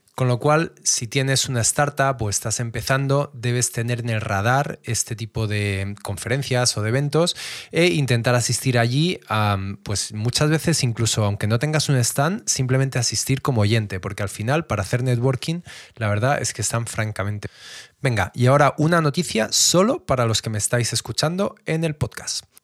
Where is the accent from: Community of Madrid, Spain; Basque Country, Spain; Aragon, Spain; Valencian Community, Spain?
Community of Madrid, Spain; Madrid; yo soy de Madrid